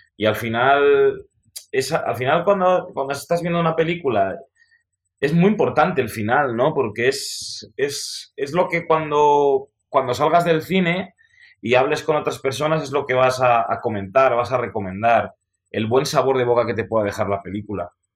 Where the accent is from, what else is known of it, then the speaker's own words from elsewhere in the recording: Spain; como somos los españoles